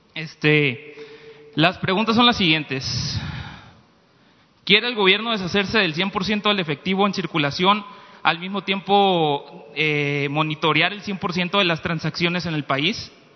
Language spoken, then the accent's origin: Spanish; Mexico